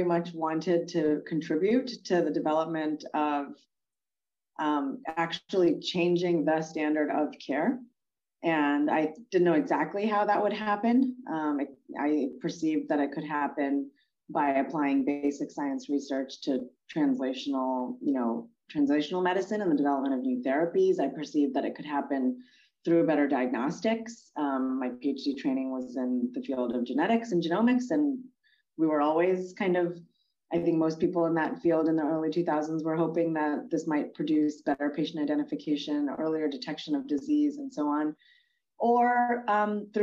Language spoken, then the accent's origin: English; State College, Pennsylvania, United States; I grew up in State College, Pennsylvania, in a college town